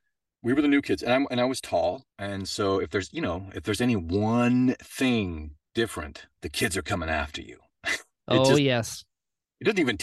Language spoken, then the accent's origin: English; Boulder, Colorado, United States; also born or lived in Denver; We moved to, I was born in Denver, but then we moved to Boulder because he had a job with Pacific Bell